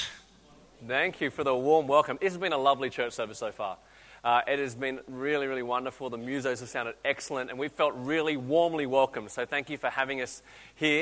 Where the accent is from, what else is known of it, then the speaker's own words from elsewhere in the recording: Australia; accent: Aussie; So you listen to my accent, I sound Aussie, I feel Aussie, I can't speak Chinese, I actually can't. So I'm actually really Aussie